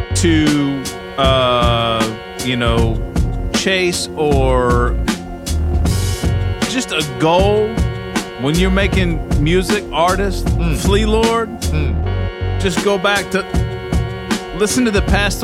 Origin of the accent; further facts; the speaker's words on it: Kentucky, United States; growing up in Kentucky